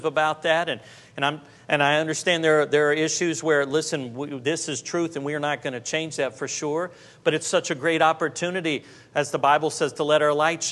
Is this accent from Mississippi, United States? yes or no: no; Jacksonville, Florida, United States; I was from Jacksonville, Florida